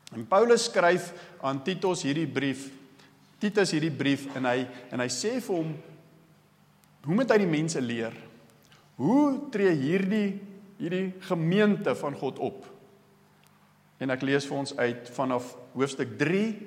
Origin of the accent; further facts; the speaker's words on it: South Africa; ek is die enigste Suid-Afrikaner op die vlug